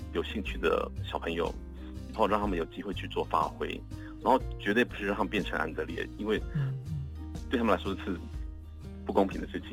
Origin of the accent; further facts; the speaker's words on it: Dawu, Taitung County, Taiwan; moved away; 到我的家乡台东